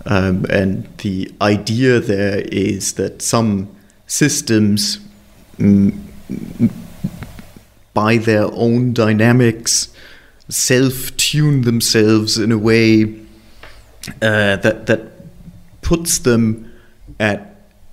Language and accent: English; Hamburg, Germany; moved away as an adult; also born or lived in Los Alamos; now in London, United Kingdom; I was born in Hamburg and I grew up there and moved to London eventually